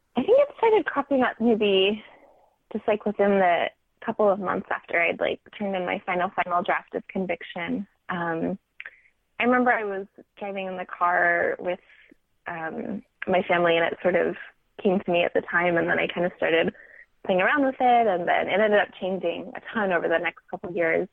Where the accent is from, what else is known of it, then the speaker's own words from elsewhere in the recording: Silicon Valley, California, United States; I grew up in the Silicon Valley and continue to live in California